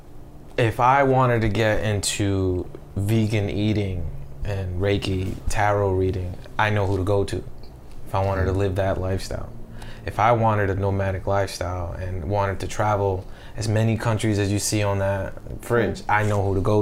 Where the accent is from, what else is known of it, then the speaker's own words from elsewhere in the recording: Colombia; I'm from Colombia.